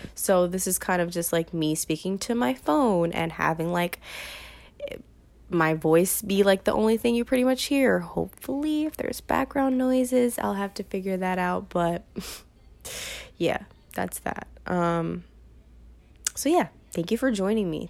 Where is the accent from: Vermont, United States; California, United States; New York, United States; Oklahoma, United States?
New York, United States; New York City; I am from New York, from Brooklyn, New York